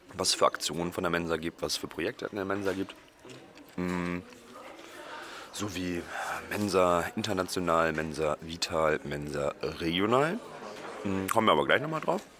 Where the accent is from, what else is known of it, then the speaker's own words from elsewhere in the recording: Oldenburg, Lower Saxony, Germany; moved away; in Oldenburg, mhm. Mhm, meine Heimatstadt